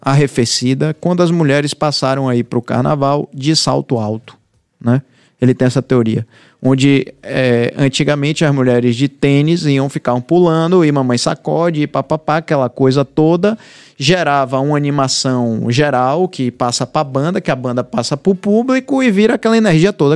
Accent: Bahia, Brazil; eu, como baiano

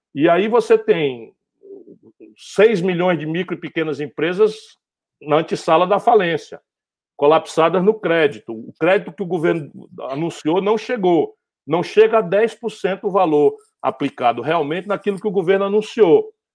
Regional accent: Northeast Region, Brazil; sou do Nordeste

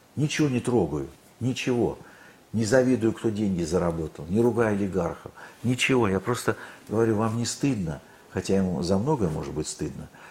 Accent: Khabarovsk, Khabarovsk Krai, Russia; я, кстати, родился на Дальнем Востоке, в Хабаровске

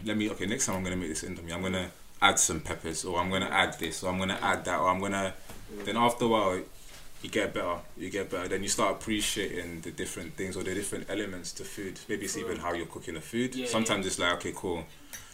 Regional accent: Nigeria; I'm Nigerian

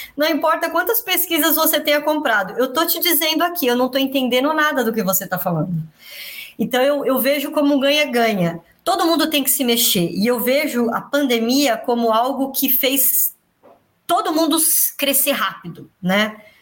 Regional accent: São Paulo, Brazil; eu cresci, eu nasci no Belenzinho, eu cresci no Tatuapé

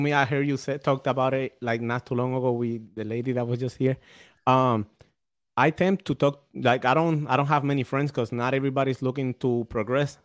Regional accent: Puerto Rico; now in New London, United States; I'm from Puerto Rico

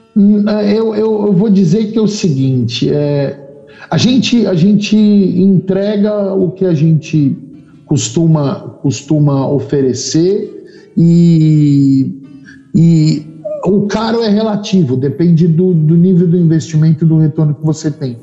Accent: São Paulo, Brazil; moved away as an adult; also born or lived in Australia; Sou paulistano da moca

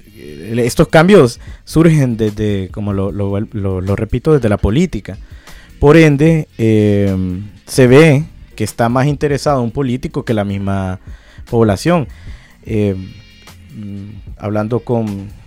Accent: Honduras; antes que hondureño, ciudadano del mundo

